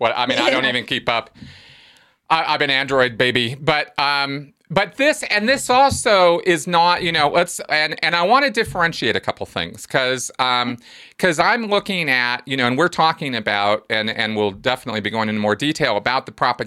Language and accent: English; United States; here growing up in America in the 70s